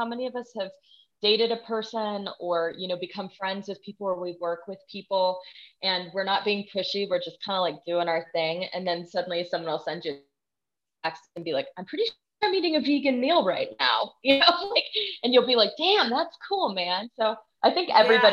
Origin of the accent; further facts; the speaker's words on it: Texas, United States; moved away; I'm from Texas originally